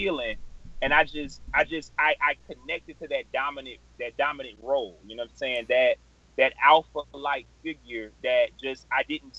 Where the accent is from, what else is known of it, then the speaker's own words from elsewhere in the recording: Miami, Florida, United States; how I grew up in South Dade